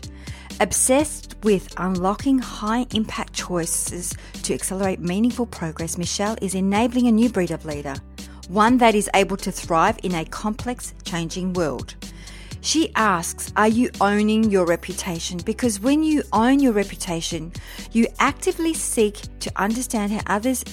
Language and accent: English; Melbourne, Victoria, Australia; actually from Melbourne, my hometown